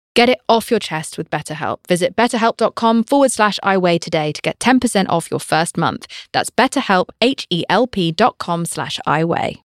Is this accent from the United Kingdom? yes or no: yes; United Kingdom; I'm British